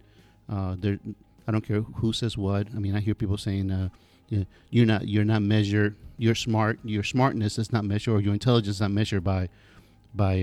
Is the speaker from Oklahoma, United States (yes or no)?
no; Miami, Florida, United States; moved away as an adult; also born or lived in Gainesville; now in Pensacola, United States; I'm from Miami